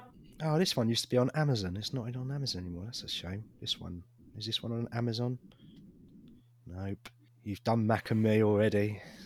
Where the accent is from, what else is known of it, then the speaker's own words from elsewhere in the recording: United Kingdom; as a British person